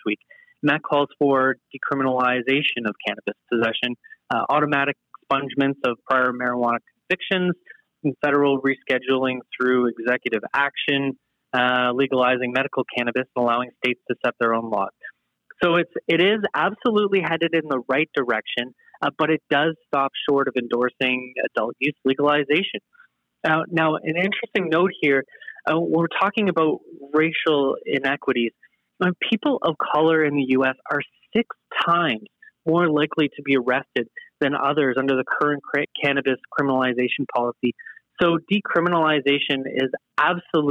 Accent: Canada; being Canadian and proud of our healthcare system

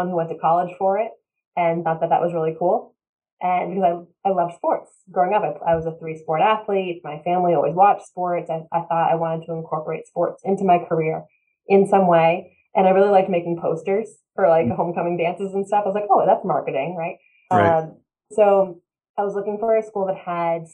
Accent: East Bridgewater, Massachusetts, United States; I grew up south of Boston, East Bridgewater, Massachusetts

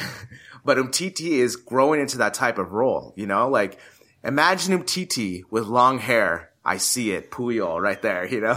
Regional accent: United States; me being American

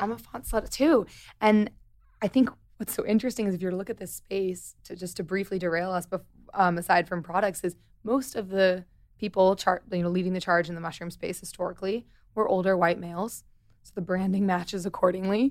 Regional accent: Missouri, United States; I'm from Missouri

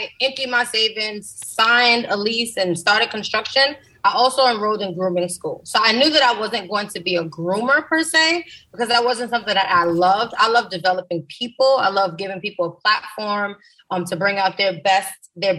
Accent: New York City, New York, United States; I grew up in the South Bronx in the Mitchell Houses, which is a project

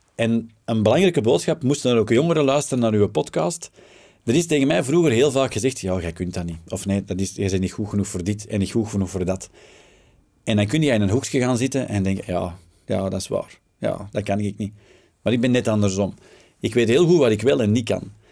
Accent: Flanders, Belgium; wij als Vlaming

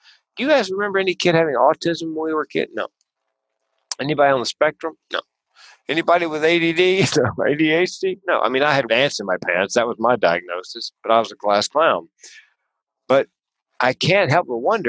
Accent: North Carolina, United States; I grew up in the South in North Carolina, which was, you know, Tobacco Road

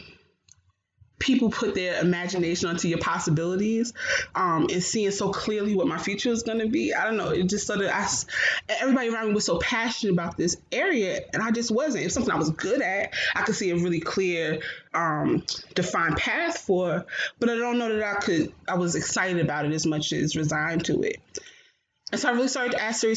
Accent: Newark, New Jersey, United States; I grew up born and raised in Newark, New Jersey

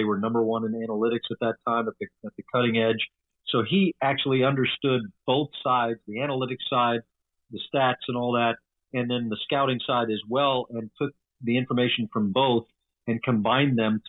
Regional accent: Atlanta, Georgia, United States; moved away as an adult; also born or lived in Milwaukee; I grew up in Atlanta

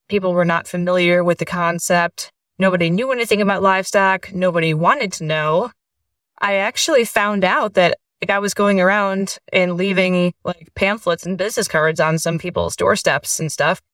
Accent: east side of the Great Lakes, United States; moved away as an adult; also born or lived in West Virginia / Missouri; now in Oklahoma, United States; I grew up in the Great Lakes area, and I, whenever I say that, people think, and I mean Wisconsin or Minnesota, but really the east side of the Great Lakes

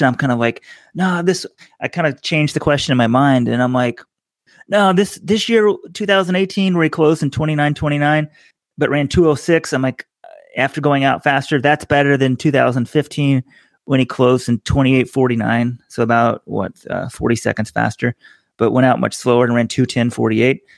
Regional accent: Texas, United States; now in New York City, United States; kid growing up in Texas

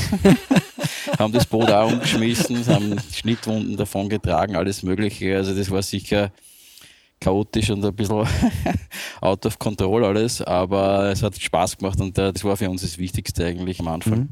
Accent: Vienna, Austria; ich bin ja geborener Wiener

